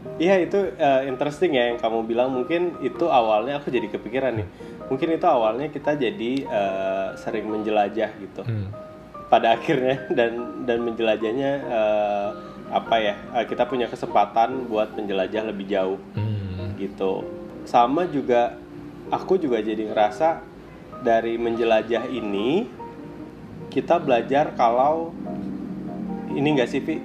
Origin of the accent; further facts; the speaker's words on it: Sanggau, West Kalimantan, Indonesia; moved away; Yang aku kangen dari kota Sanggau ini yang pertama makanannya